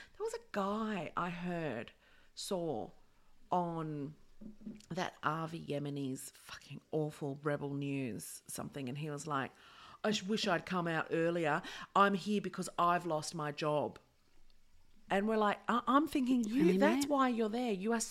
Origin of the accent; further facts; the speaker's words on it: New Zealand; I don't know why I'm still Kiwi, but fuck, it's good.